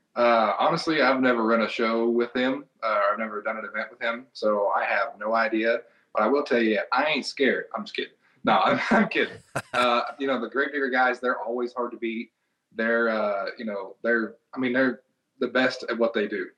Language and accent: English; Knoxville, Tennessee, United States; I'm from Knoxville, Tennessee, so used to do an event in the uh, Thompson Bowling Arena in Knoxville, Tennessee